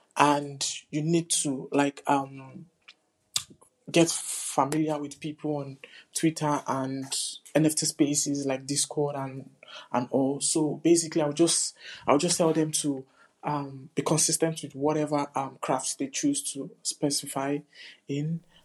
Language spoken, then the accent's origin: English; New York City, New York, United States; I'm an artist from the Bronx.